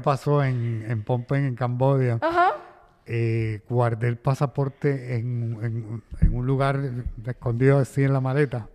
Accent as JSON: {"language": "Spanish", "country": "Panama", "tie": "born or raised there", "also_born_or_lived": "United States", "moved": "yes", "said": "nací en Panamá, en, la zona del canal"}